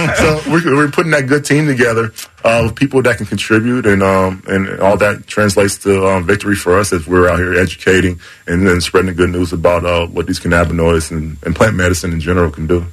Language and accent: English; the South, United States; I'm from the South